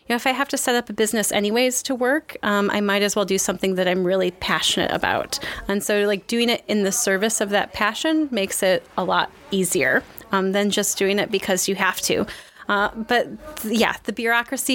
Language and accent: English; Southwest Michigan, United States; moved away as an adult; also born or lived in Chicago; now in Toulouse, France; I grew up in very rural Southwest Michigan.